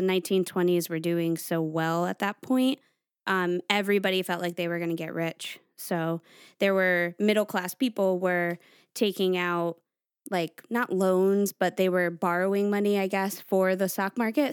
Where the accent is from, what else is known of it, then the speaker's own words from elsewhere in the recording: Stratford, Connecticut, United States; I grew up in Stratford, Connecticut